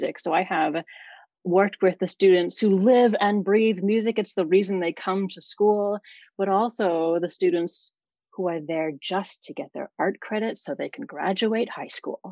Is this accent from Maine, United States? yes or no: yes; Maine, United States; I grew up in a small town in Maine, the northeasternmost state in the United States, on the coast.